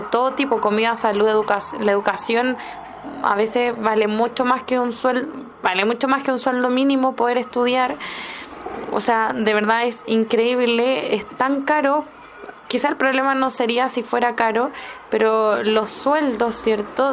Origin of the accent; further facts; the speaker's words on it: Chile; Como chilena